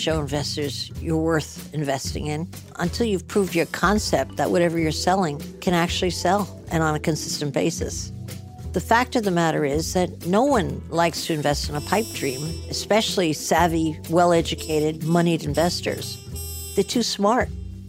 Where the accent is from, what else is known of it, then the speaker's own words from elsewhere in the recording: New Jersey, United States; accent: New Jersey; I've been trying to lose my New Jersey accent my whole life, and I haven't succeeded.